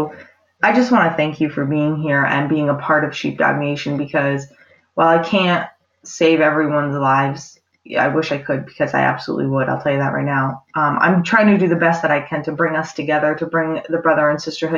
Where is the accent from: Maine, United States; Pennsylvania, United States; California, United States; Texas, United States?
Maine, United States; born or raised there